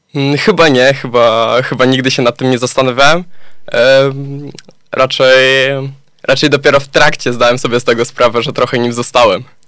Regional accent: Gliwice, Silesian Voivodeship, Poland; urodziłem się na Śląsku, mieszkam na Śląsku

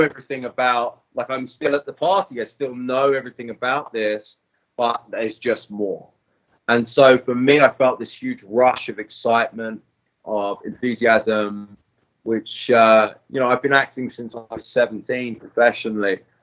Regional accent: England, United Kingdom; I'm English.

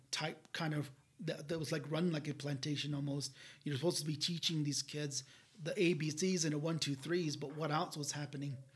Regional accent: Hopi, Zuni, and Laguna, New Mexico, United States; I'm from Hopi, I'm from Zuni, and I'm from Laguna.

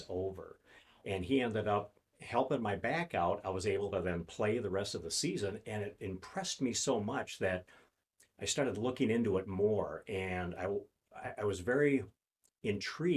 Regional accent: St. Paul, Minnesota, United States; I grew up in St. Paul, so I'm a Minnesota native

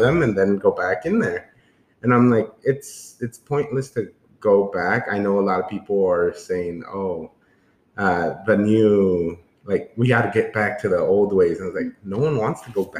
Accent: San Antonio, Texas, United States; we are from San Antonio

